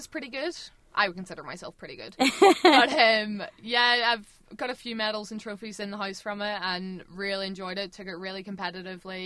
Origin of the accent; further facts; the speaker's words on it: Larne, Northern Ireland, United Kingdom; I'm from Larne.